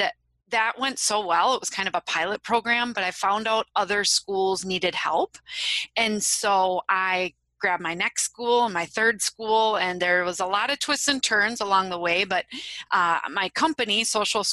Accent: Wisconsin, United States; I am from Wisconsin. You might be able to tell that from my accent

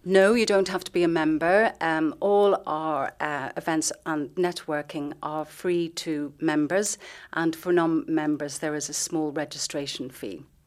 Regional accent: Dublin, Leinster, Ireland; moved away as an adult; now in Luxembourg; I'm from Dublin

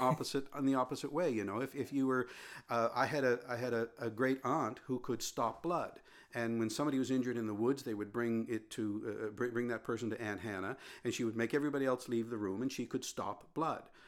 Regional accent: Sherbrooke, Nova Scotia, Canada; I was born in Sherbrooke

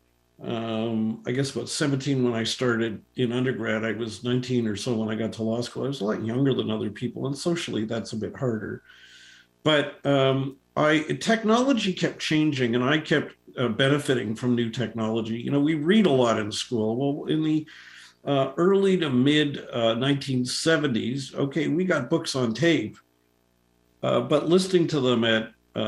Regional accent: Toronto, Ontario, Canada; I was born in Toronto back in 1957

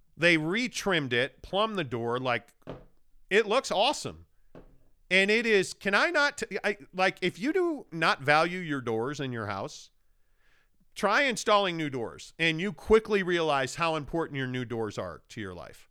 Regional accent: Chicago, Illinois, United States; moved away; I grew up in Chicago

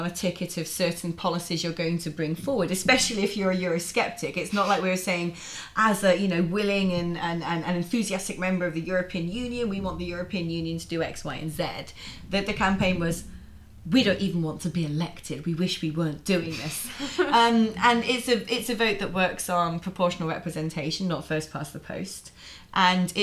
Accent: the Southwest, South West England, United Kingdom; I'm actually from the Southwest

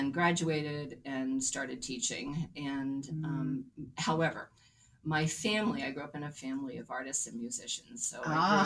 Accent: New Jersey, United States; moved away as an adult; also born or lived in Philadelphia, Pennsylvania / Rhode Island / Massachusetts; now in Candia, New Hampshire, United States; grew up in New Jersey

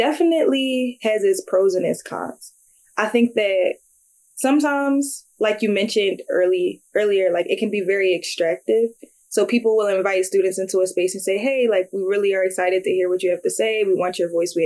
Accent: Philadelphia, Pennsylvania, United States; moved away as an adult; I grew up in North Philly

